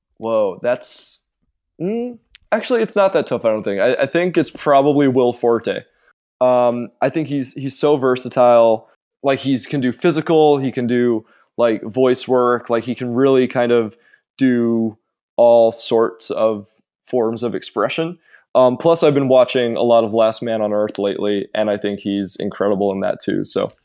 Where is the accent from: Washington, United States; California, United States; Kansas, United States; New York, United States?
New York, United States; suburbs of; also born or lived in England / Montreal, Canada; I was born in England, um, and moved to, like, the suburbs of New York when I was, like, four years old.